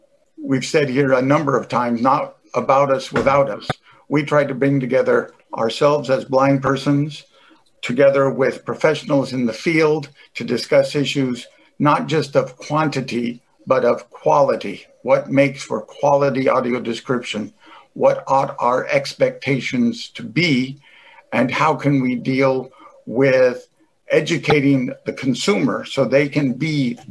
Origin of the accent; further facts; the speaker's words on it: Massachusetts, United States; I also have the opportunity, because I'm from Massachusetts and because I'm in the district of then Congressman Ed Markey, to be very involved in the advocacy side of audio description.